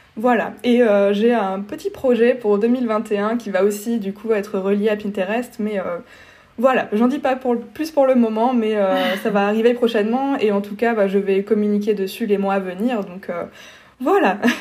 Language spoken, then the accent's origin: French; Strasbourg, Grand Est, France; je suis strasbourgeoise